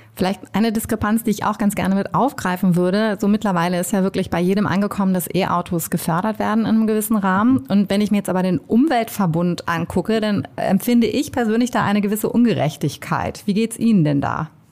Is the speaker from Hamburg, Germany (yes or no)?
yes; Hamburg, Germany; Ich bin ja auch Hamburgerin